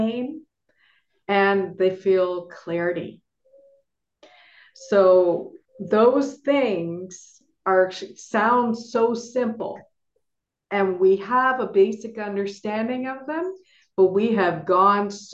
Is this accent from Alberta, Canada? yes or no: no; Toronto, Ontario, Canada; moved away as an adult; now in Nevis, Saint Kitts and Nevis; I am from Toronto originally, and I now live in the Caribbean island of St. Kitts and Nevis